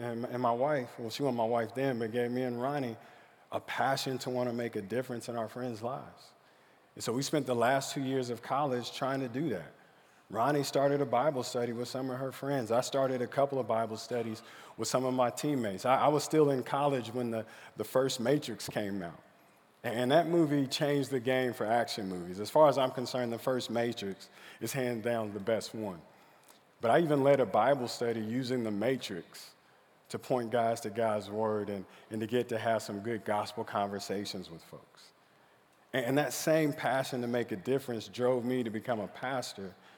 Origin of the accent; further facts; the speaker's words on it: Stillwater, Oklahoma, United States; I grew up in Stillwater, Oklahoma.